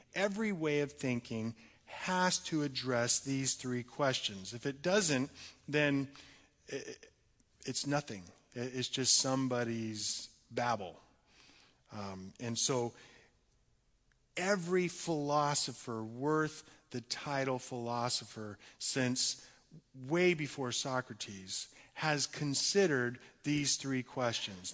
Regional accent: United States; we as American Christians

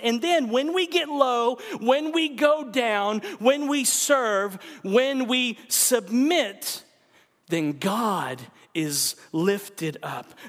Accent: United States; we're American

